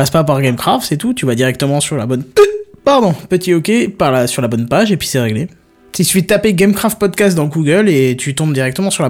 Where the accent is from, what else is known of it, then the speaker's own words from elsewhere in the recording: Belgium; Je suis belge hein, une fois.